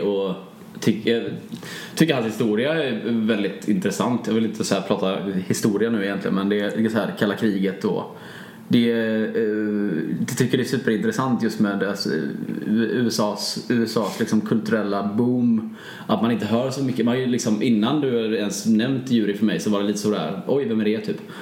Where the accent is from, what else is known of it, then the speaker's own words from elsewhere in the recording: Bua, Halland County, Sweden; Bua där jag är ifrån. Det är ju eh, en liten ort utanför Varberg